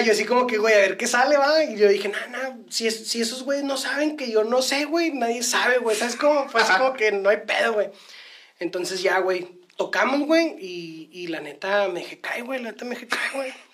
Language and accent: Spanish; northern Mexico, Mexico; como buenos norteños